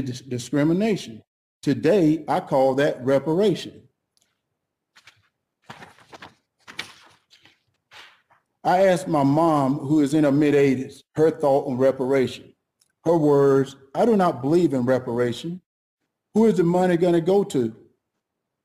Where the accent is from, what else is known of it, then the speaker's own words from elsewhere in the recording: United States; We as black American